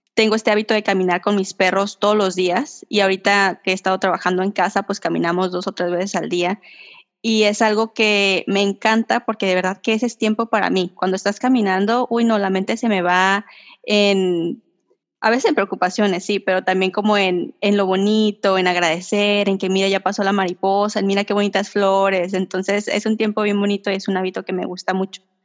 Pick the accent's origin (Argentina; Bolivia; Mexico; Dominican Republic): Mexico; soy la típica mexicana que vive al límite